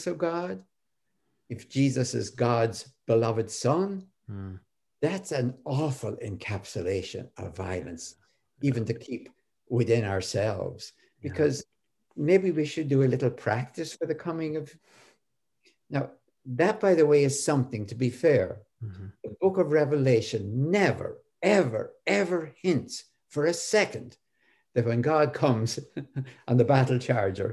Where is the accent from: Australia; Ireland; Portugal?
Ireland; I'm Irish.